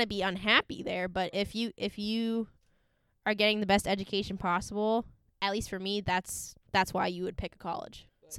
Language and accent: English; Cambridge, Massachusetts, United States; since I grew up in Cambridge